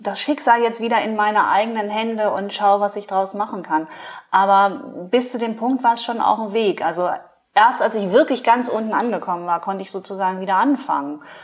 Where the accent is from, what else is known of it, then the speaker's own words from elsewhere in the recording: farm near Pinneberg district, Schleswig-Holstein, Germany; ich bin auf dem Bauernhof groß geworden.